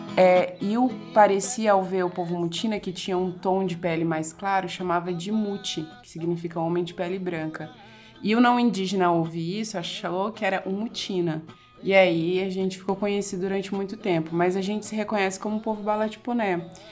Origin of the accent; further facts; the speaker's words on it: Barra do Bugres, Mato Grosso, Brazil; now in Cuiabá, Brazil; O posto Fraternidade foi onde eu fui criada ali, eu nasci